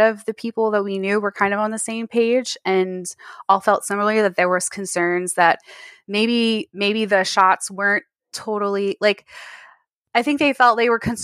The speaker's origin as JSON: {"language": "English", "region": "Texas", "country": "United States", "tie": "born or raised there", "said": "I'm in Texas"}